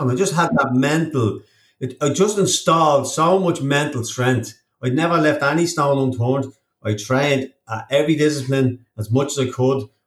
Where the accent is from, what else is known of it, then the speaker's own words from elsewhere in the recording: Ireland; And now I'm an Irish professional triathlete